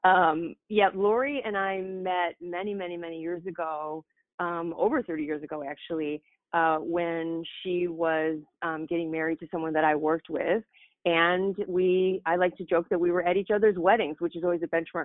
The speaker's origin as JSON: {"language": "English", "town": "Madison", "region": "Wisconsin", "country": "United States", "tie": "born or raised there", "also_born_or_lived": "Rockford, Illinois", "lives_now": "Racine, United States", "said": "I was born in Rockford, Illinois, actually, and then moved to Wisconsin when I was 10 years old to Madison. And then the rest of my life has really played out between Madison and Racine."}